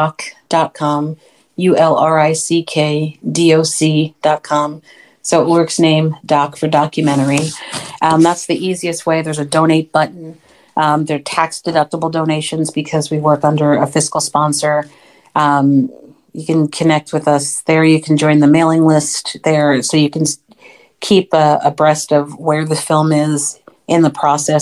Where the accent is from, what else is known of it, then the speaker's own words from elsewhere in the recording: United States; I'm American born of Haitian parents